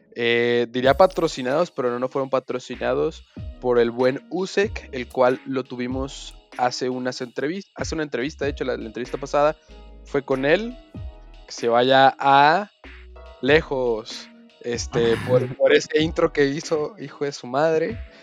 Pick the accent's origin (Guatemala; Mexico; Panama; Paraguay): Mexico; como hombre mexicano